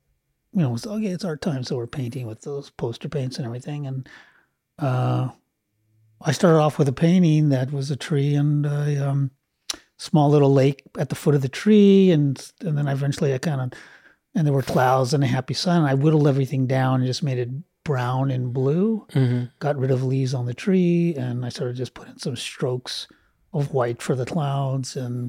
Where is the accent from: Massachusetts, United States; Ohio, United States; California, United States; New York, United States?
California, United States; Los Angeles; I grew up here in LA. I grew up